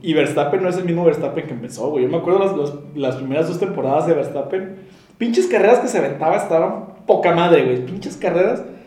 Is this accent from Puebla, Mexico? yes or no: no; Monterrey, Nuevo León, Mexico; Somos dos chavos regios